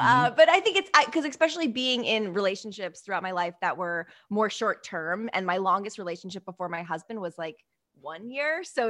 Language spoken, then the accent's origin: English; Connecticut, United States; also born or lived in New York; I was born in New York, raised in Connecticut, but definitely spent more time in Connecticut than New York. So East Coast, like I lived in the East Coast.